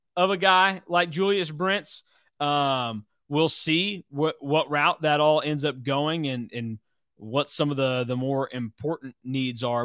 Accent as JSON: {"language": "English", "town": "Hutchinson", "region": "Kansas", "country": "United States", "tie": "born or raised there", "said": "me growing up in Hutch"}